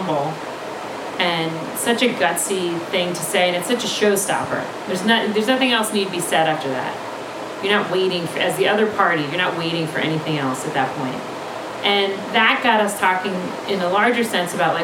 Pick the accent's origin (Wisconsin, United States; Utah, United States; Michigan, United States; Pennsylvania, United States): Pennsylvania, United States; Villanova; moved away as an adult; we were raised in Villanova, right near Villanova University